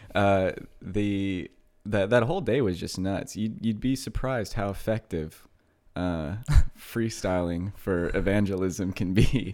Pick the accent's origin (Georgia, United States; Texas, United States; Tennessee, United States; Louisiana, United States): Texas, United States; Houston; moved away; I, uh, lived in Kingwood, which is just a suburb of Houston for my high school, uh, years